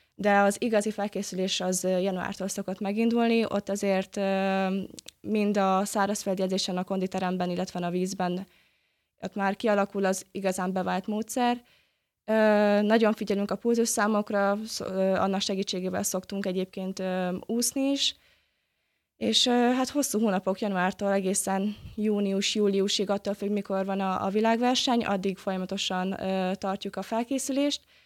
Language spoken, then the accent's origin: Hungarian; Gyöngyös, Heves, Hungary; moved away as an adult; now in Debrecen, Hungary; a Debreceni Buvárklub versenyzővel egyaránt nőttem fel, mint otthon a gyöngyösiekkel